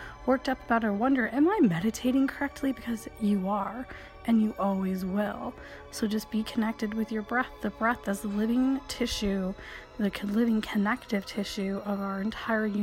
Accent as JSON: {"language": "English", "region": "Michigan", "country": "United States", "tie": "born or raised there", "said": "I grew up in Michigan."}